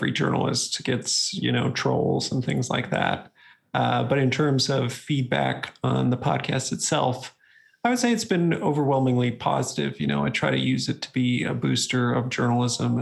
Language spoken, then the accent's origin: English; Wisconsin, United States; I grew up in Wisconsin near University of Wisconsin-Madison